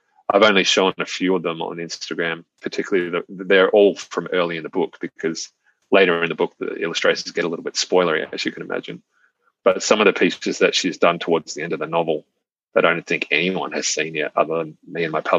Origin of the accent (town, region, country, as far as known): Australia